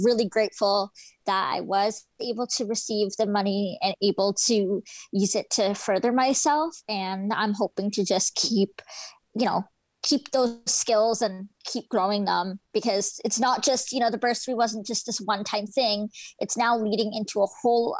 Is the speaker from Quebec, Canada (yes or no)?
no; Aldergrove, British Columbia, Canada; I also come from a small town. I'm from Aldergrove, and it's very rural. Not a lot of services out here